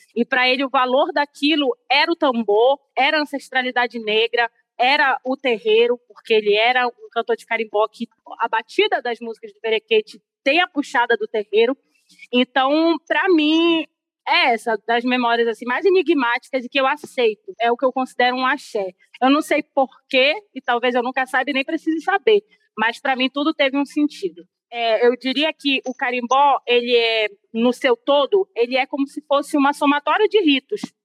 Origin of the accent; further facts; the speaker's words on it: Belém, Pará, Brazil; eu sou paraense, belenense